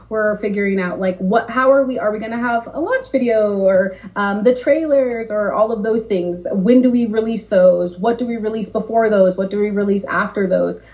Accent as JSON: {"language": "English", "region": "Southern California", "country": "United States", "also_born_or_lived": "San Diego", "said": "I'm from Southern California. I had just moved to San Diego"}